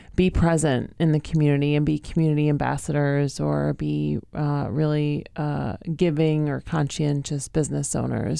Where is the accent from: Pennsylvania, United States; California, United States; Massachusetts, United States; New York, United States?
Massachusetts, United States; Northampton; I grew up in Northampton